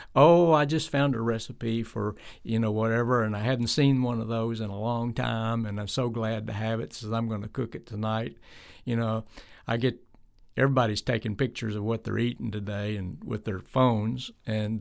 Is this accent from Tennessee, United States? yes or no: yes; Tennessee, United States; I was from Tennessee